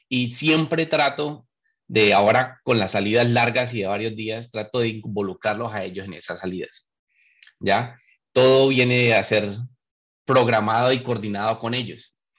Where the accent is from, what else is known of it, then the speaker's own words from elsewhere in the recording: Colombia; moved away; he vivido fuera muchos años. nací allá y lo viví